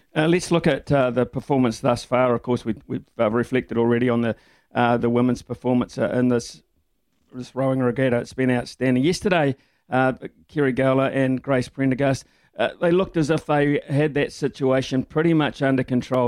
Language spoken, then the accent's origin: English; Whanganui, Manawatū-Whanganui, New Zealand; growing up in Wanganui